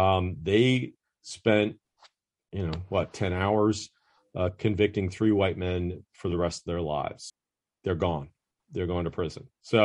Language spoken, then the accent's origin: English; the North, United States; now in Atlanta, United States; and I grew up in the North.